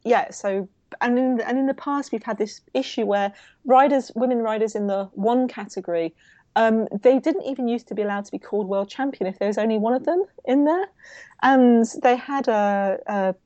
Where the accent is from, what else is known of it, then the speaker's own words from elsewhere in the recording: United Kingdom; as a Brit